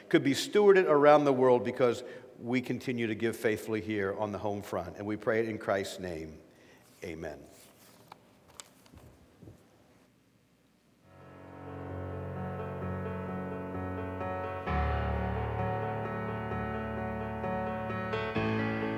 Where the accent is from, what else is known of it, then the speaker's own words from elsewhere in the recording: Erie, Pennsylvania, United States; moved away as an adult; I'm from Erie and served a church there for 35 years